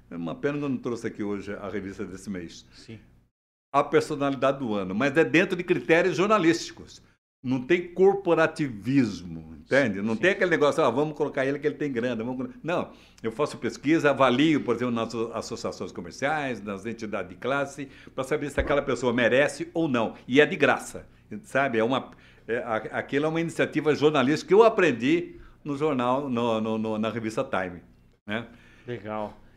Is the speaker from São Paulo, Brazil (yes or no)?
yes; São José dos Campos, São Paulo, Brazil; Eu sou de São José dos Campos.